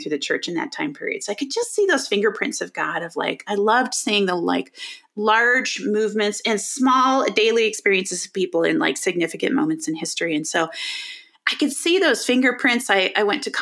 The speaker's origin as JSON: {"language": "English", "town": "Chicago", "region": "Illinois", "country": "United States", "tie": "born or raised there", "also_born_or_lived": "Colorado / Denver area", "moved": "as an adult", "lives_now": "Denver, United States", "said": "I grew up in the Chicago area."}